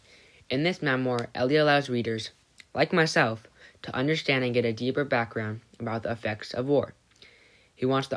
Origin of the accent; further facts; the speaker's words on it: San Diego, California, United States; I grew up here in San Diego